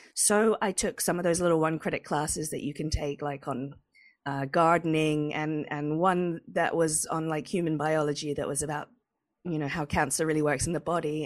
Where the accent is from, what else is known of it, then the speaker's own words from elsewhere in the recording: England, United Kingdom; moved away; I'm from England